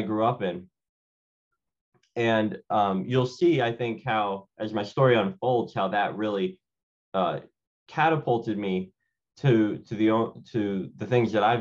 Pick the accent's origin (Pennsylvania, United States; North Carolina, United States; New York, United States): Pennsylvania, United States; Philadelphia; I'm born and raised in Philadelphia.